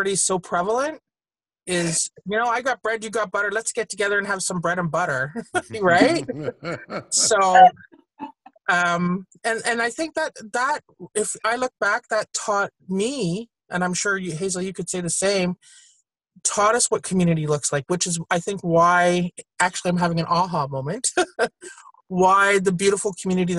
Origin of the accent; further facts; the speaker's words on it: Toronto, Ontario, Canada; I hail from Jane and Shepherd